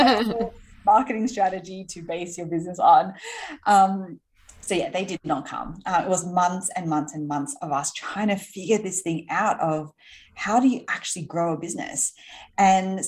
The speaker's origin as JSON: {"language": "English", "town": "Sydney", "region": "New South Wales", "country": "Australia", "tie": "born or raised there", "moved": "as an adult", "lives_now": "New York City, United States", "said": "I grew up in Sydney in Australia."}